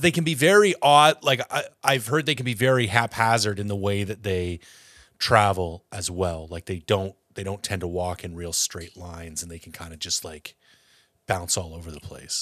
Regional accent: Ontario, Canada; now in British Columbia, Canada; I'm from Ontario

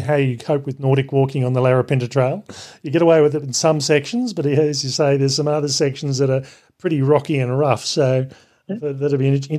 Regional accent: Canberra, Australian Capital Territory, Australia; my hometown city of Canberra

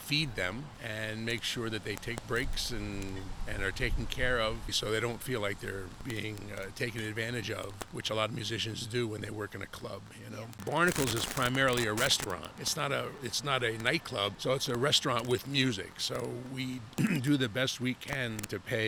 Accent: Tinton Falls, New Jersey, United States; I grew up in Tinton Falls.

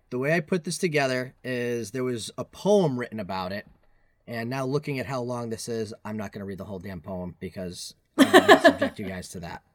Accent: Bristol, Rhode Island, United States; also born or lived in Massachusetts / Maine / New Hampshire; I was born and raised in Bristol, Rhode Island

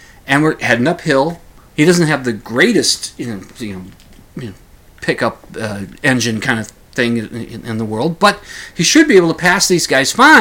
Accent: Minnesota, United States; we're from Minnesota, the two of us.

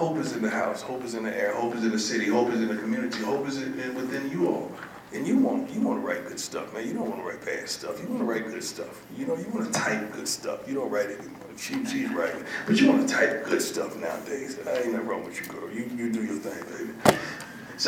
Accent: Florida, United States; I'm from Florida

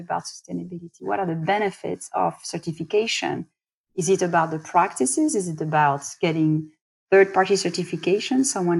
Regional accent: France; accent: French; English is a second language; moved away; I am French. You know, I from my accent, I can't hide it, can't change it.

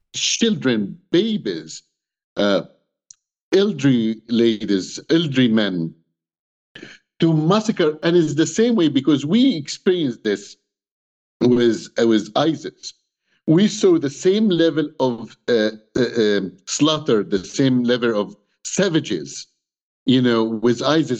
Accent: Egypt; English is a second language; now in Canada; I'm Egyptian. I was born in Egypt.

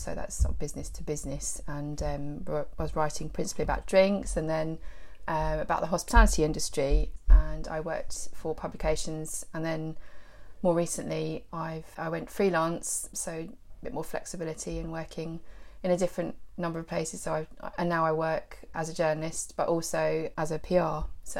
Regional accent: West Sussex, South East England, United Kingdom; also born or lived in London; I'm West Sussex born and bred, but then I moved away for university and then to work in London. I lived in London for a few years

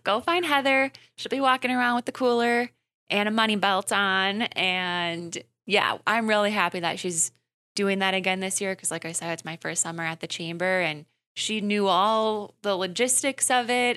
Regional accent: Wisconsin Rapids, Wisconsin, United States; I'm from Wisconsin Rapids, so I've been to the downtown Grand Affair plenty of times

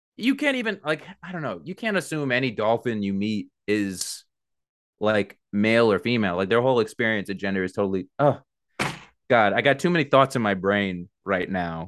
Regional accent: Mineola, New York, United States; I was born in Mineola.

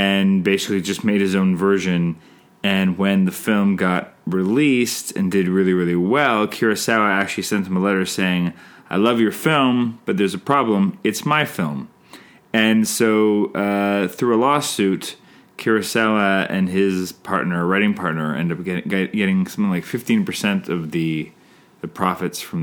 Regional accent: Canada; I'm Canadian filmmaker

